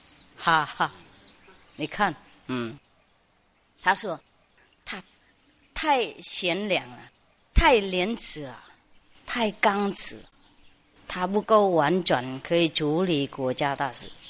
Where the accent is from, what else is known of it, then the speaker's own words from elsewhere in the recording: China; 呃，我们中国人都知道这些故事啦